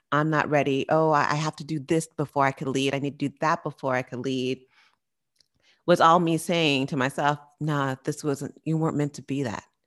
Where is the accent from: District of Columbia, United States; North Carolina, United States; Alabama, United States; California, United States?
California, United States; San Francisco Bay Area; I'm from the Bay Area